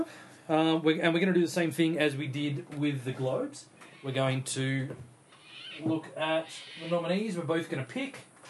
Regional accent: Australia; Because we are Australian

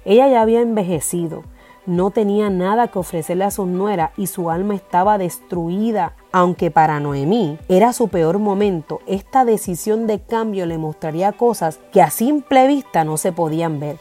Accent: Puerto Rico

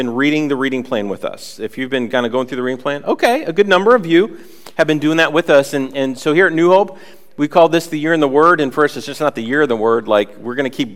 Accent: Worcester, Massachusetts, United States; moved away as an adult; also born or lived in Atlanta, Georgia / Northampton; we moved from Worcester, our hometown, down to Atlanta, Georgia

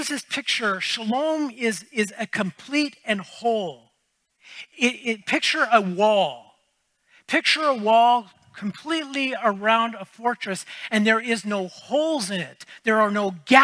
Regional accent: United States; now in Canada; I grew up in the States

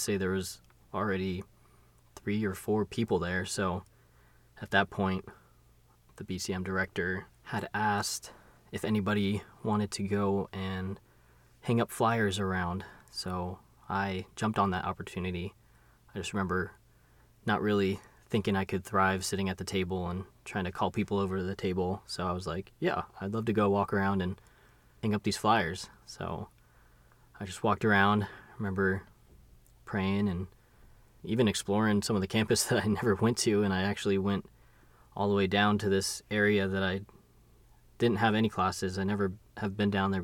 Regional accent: Huntington Beach, California, United States; moved away; my hometown in Huntington Beach

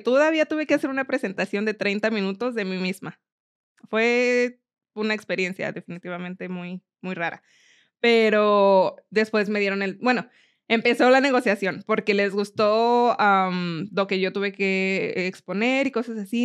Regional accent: Mexico City, Mexico; moved away as an adult; also born or lived in Miami; now in Colorado, United States; nací en Miami, pero solamente estuve ahí un año y de ahí me fui a la Ciudad de México, donde crecí.

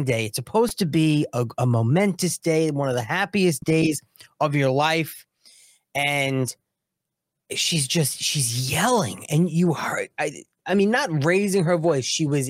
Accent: New York, United States; I'm from New York.

